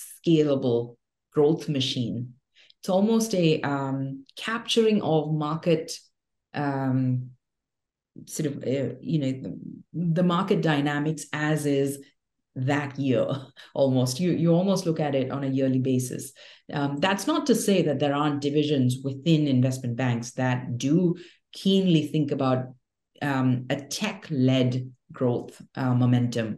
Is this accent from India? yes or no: yes; India; also born or lived in Mumbai, India / Delhi, India; born and raised in India, in Bombay and Delhi.